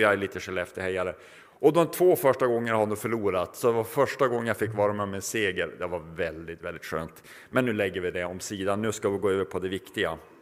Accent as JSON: {"language": "Swedish", "region": "Norrland", "country": "Sweden", "moved": "yes", "lives_now": "Mariannelund, Sweden"}